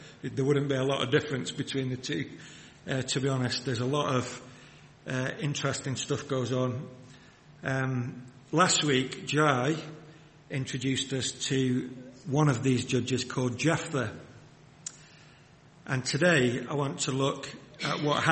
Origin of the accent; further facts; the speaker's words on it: Wigan, North West England, United Kingdom; I grew up in the Northwest. I grew up in Wigan.